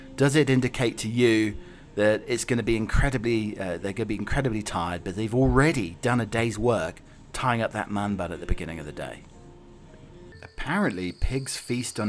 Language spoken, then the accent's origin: English; England, United Kingdom; now in United States; I have to go across two different pronunciations, my English self and living in America